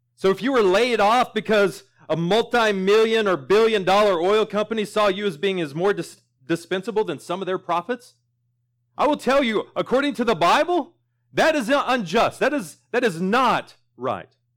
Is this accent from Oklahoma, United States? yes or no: yes; Sentinel, Oklahoma, United States; moved away; my hometown of Sentinel